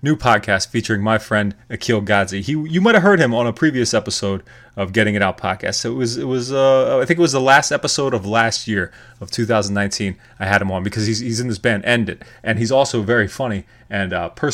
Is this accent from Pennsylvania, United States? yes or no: yes; York, Pennsylvania, United States; York, Pennsylvania, my hometown